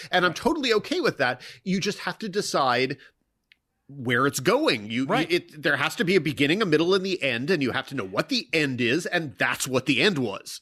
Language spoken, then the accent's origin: English; Mississippi, United States; now in Los Angeles, United States; I grew up largely in Mississippi